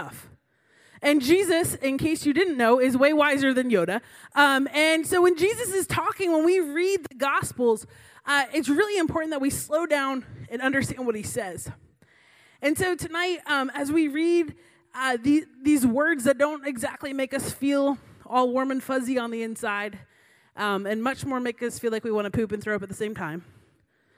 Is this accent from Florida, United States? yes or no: yes; Florida, United States; Growing up in Florida, I had the privilege